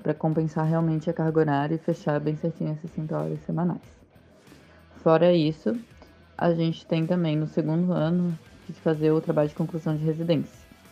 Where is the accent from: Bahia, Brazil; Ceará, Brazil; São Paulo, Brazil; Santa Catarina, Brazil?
Santa Catarina, Brazil; Florianópolis; moved away; na minha cidade natal, eu ia estar mais perto dos meus pais, da minha família, ia voltar realmente para minha cidade